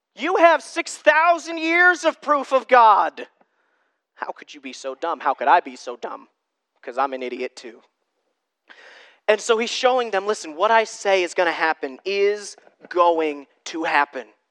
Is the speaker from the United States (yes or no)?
yes; United States; I'm American